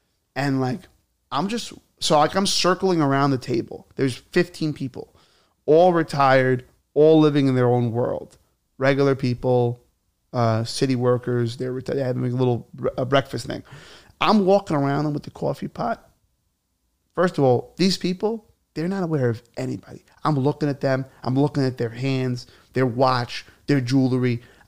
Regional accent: Alabama, United States; born there; I was born in Alabama, and we didn't have gyms back then. We had hay.

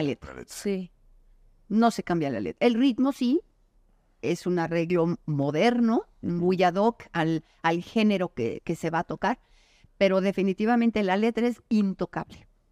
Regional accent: Mexico; soy mexicano

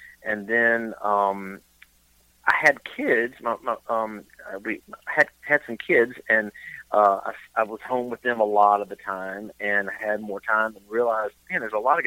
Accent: Eastern North Carolina, United States; moved away as an adult; also born or lived in Boone, North Carolina / near Charlotte, North Carolina; Yeah, born and raised in North Carolina. Grew up in Eastern North Carolina

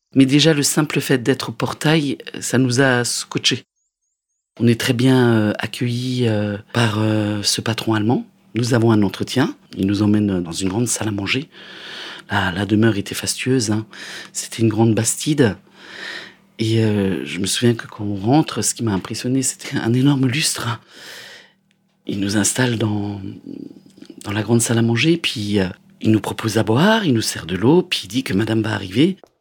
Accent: Alsace, near Strasbourg, Grand Est, France; moved away; j'ai grandi en Alsace, pas loin de Strasbourg

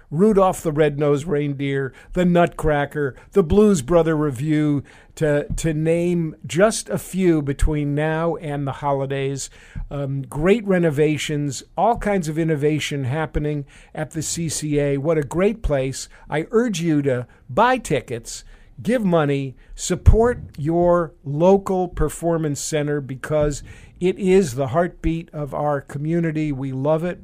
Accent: New York City, New York, United States; moved away; when I was a little kid growing up in New York City

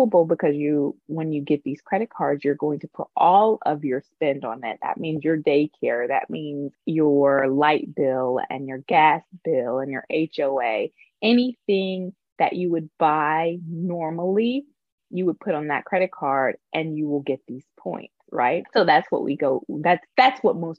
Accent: Tampa, Florida, United States; moved away as an adult; also born or lived in Atlanta, Georgia / New York; now in Los Angeles, United States; I'm originally from Tampa, Florida

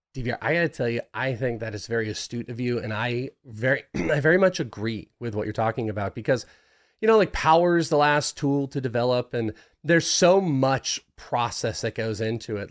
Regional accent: Bay Area, Northern California, United States; moved away; I was raised in Northern California. I grew up in the Bay Area

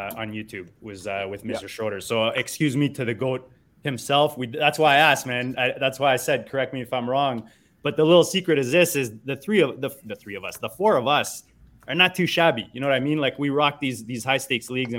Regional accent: Canada; as a Canadian

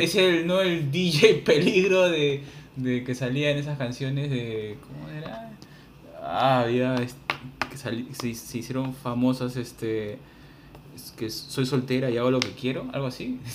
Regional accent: Peru; los peruanos

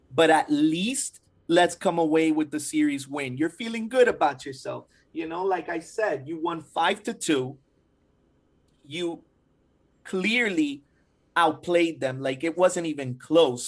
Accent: Hialeah, Florida, United States; I was raised in Hialeah

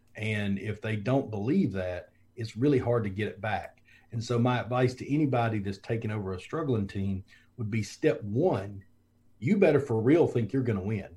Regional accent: Foley, Alabama, United States; moved away; also born or lived in Georgia; I'm from Foley, Alabama, same place as Julio Jones and Kenny Stabler and a couple other people, but South Alabama and the beach, and um, you know football's just big down there, and we just grew up playing

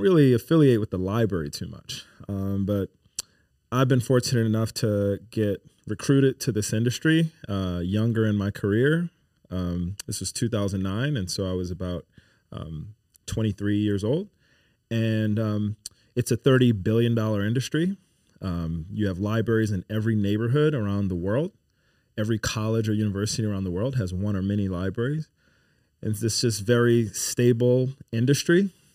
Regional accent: New Orleans, Louisiana, United States; moved away as an adult; also born or lived in Pennsylvania; now in Baton Rouge, United States; born and raised in New Orleans

